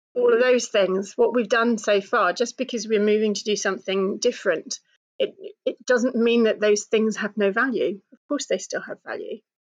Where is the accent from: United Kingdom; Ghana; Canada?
United Kingdom; being British and coming from a certain kind of family